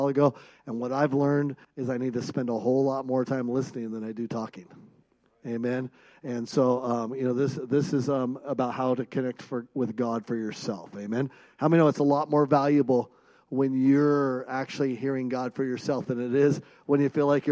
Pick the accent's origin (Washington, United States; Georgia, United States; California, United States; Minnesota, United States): Washington, United States; Seattle; now in Bozeman, United States; I grew up in Seattle